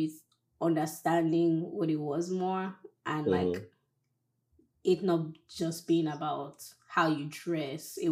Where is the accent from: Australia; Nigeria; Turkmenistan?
Nigeria; now in United States; as a Nigerian woman